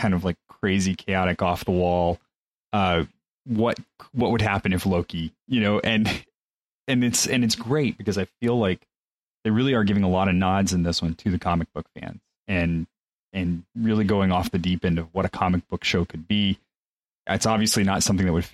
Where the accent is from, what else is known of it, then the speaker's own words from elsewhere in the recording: Mexico; moved away; I grew up in Mexico for those formative years